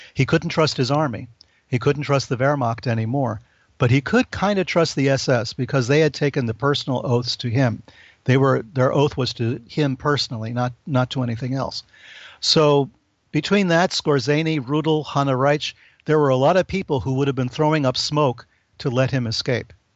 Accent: New York, United States; I'm from New York

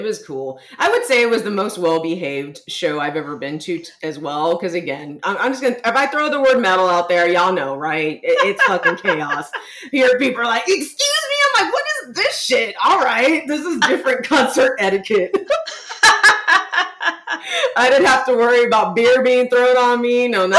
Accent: San Antonio, Texas, United States; And I went and saw the … at the historic Aztec Theater here in my hometown of San Antonio.

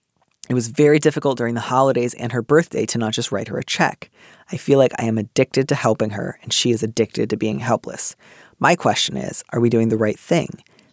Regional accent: Midwest, United States; And that's what I associate with waspiness. I don't know. I grew up in the Midwest.

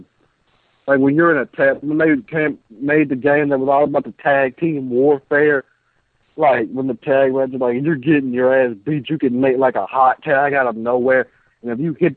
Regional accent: Mississippi, United States; I'm from the dirty, dirty South. I'm from Mississippi

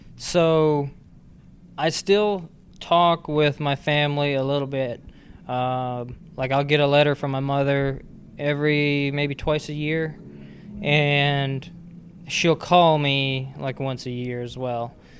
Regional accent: Wisconsin, United States; I was raised in Wisconsin.

